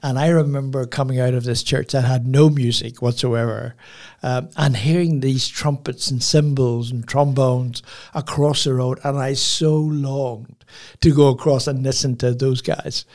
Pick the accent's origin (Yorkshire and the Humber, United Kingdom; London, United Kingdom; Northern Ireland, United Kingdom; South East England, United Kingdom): Northern Ireland, United Kingdom; Belfast; now in Port Macquarie, Australia; I grew up in Belfast, which is a, you know, city